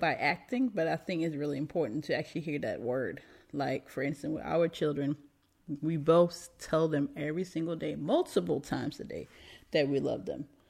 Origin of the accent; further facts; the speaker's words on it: Denmark; moved away; I'm American too, right, but grew up in Denmark.